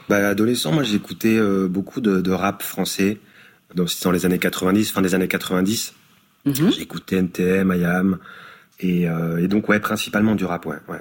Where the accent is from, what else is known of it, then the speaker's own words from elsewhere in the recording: Perche, Orne, Normandy, France; moved away as an adult; also born or lived in Paris; j'ai grandi dans le dans le Perche, donc euh, dans l'Orne.